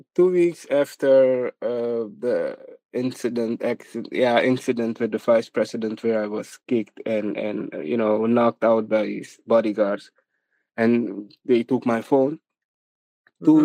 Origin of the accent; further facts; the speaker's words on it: Suriname; I was born and raised in Suriname. Um, I, I've been here all my life